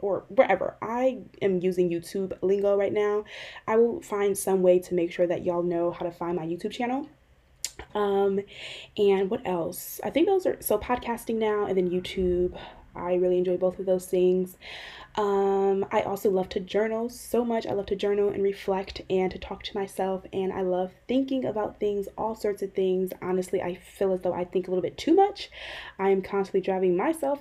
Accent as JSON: {"language": "English", "town": "Euclid", "region": "Ohio", "country": "United States", "tie": "born or raised there", "also_born_or_lived": "Cleveland, Ohio", "said": "My hometown is Cleveland, Ohio. I primarily grew up in a inner ring suburb of Cleveland called Euclid."}